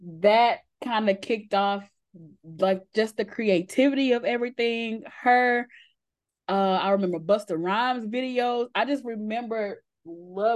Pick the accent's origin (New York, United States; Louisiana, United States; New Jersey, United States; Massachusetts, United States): Louisiana, United States; Shreveport; I'm from Louisiana, from Shreveport